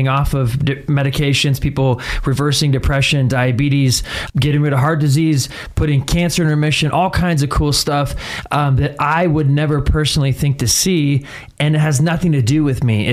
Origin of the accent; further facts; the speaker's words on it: Boise, Idaho, United States; Born and raised in Boise, Idaho